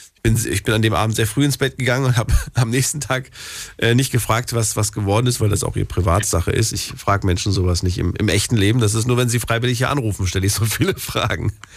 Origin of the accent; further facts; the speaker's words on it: Frankfurt, Hesse, Germany; in Frankfurt, da bin ich ja groß geworden